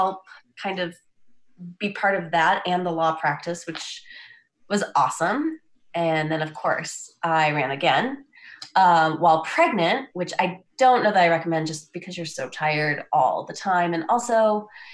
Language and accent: English; Wisconsin, United States; moved away as an adult; now in Lincoln, United States; I'm from Wisconsin originally, and I did come here for law school at the time